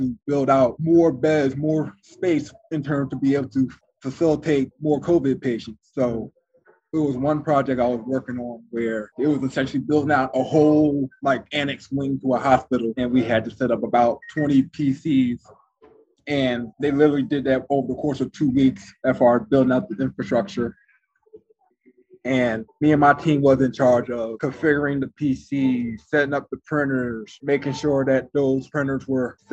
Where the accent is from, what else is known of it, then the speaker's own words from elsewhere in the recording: Philadelphia, Pennsylvania, United States; I'm from Philadelphia